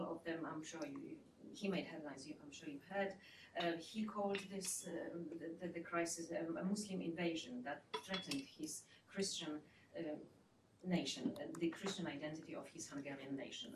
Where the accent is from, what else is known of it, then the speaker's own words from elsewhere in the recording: Poland; I come from Poland.